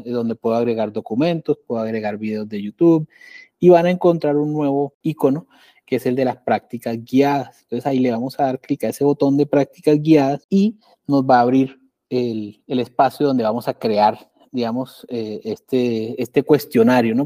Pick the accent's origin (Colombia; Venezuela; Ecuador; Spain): Colombia; yo soy de Colombia